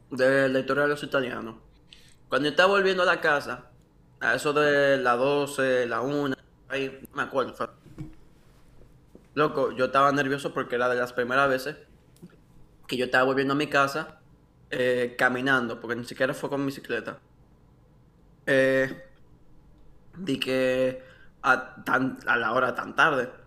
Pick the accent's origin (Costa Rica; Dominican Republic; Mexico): Dominican Republic; Yo digo, hola, ¿qué es lo que es? Soy dominicano.